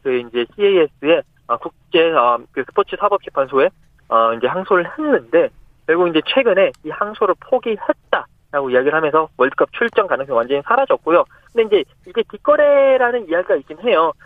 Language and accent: Korean; South Korea; 나는 한국이다